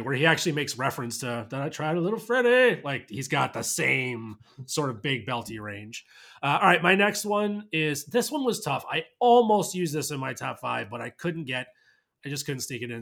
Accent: New York, United States; as a New Yorker

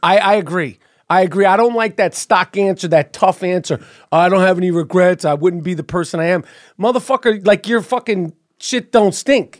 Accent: New York City, New York, United States; as a New Yorker

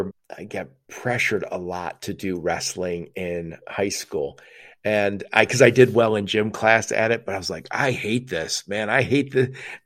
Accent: Dearborn, Michigan, United States; I grew up in Dearborn, Michigan

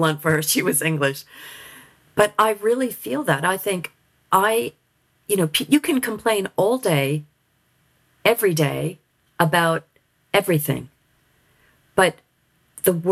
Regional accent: United States; moved away as an adult; now in United Kingdom; I am American

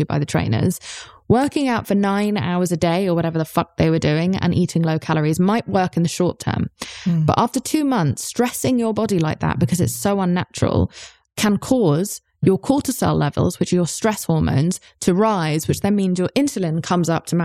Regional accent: United Kingdom

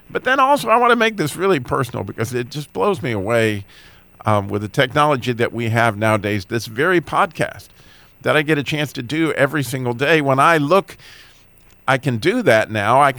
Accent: Idaho, United States; born there; also born or lived in North Carolina / Illinois / Michigan / California; I was born in Idaho, but I live in North Carolina.

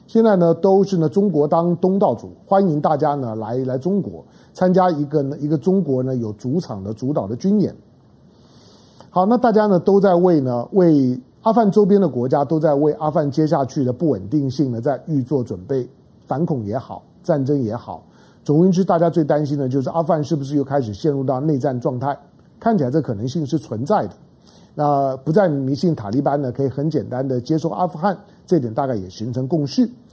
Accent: Taiwan; 我身为台湾人

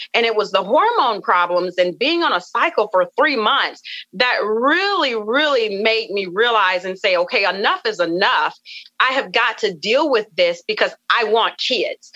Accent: the South, United States; I come from the South and we come from you know a family of just rich cooking rich foods

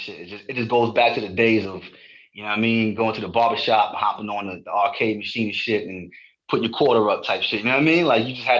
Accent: New York City, New York, United States; also born or lived in Dominica; I grew up in Queens, South Jamaica, Queens.

